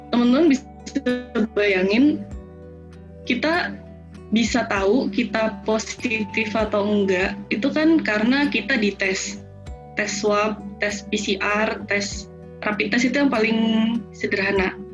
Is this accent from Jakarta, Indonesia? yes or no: no; Purwokerto, Central Java, Indonesia; Dan bahkan di daerah kayak saya kan dari Purwokerto ya, dari Banyumas.